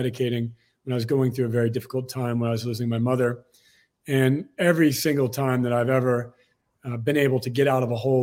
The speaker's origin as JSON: {"language": "English", "town": "Torrance", "region": "California", "country": "United States", "tie": "born or raised there", "said": "I was born in Torrance, California, just outside of Los Angeles"}